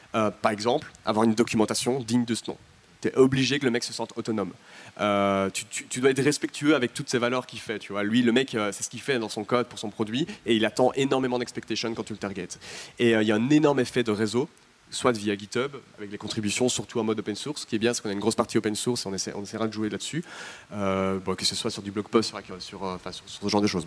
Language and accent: French; Belgium; je suis belge